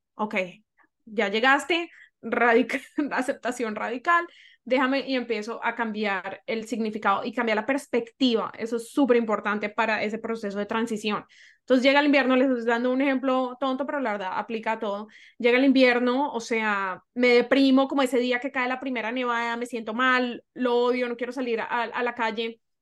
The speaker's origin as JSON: {"language": "Spanish", "country": "Colombia", "tie": "born or raised there", "moved": "as an adult", "lives_now": "Toronto, Canada", "said": "crecí en Colombia, en una cultura que amo"}